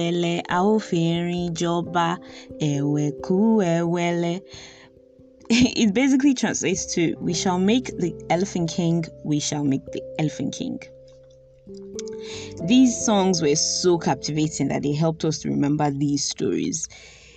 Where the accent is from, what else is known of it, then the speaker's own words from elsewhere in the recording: Nigeria; growing up in Nigeria in the 90s